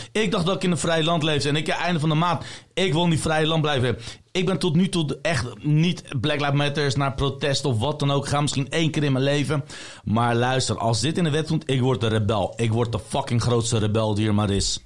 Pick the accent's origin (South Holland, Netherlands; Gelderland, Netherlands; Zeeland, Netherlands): South Holland, Netherlands; Leiden; Ik kom uit Leiden. Ik ben geboren en getogen in Leiden.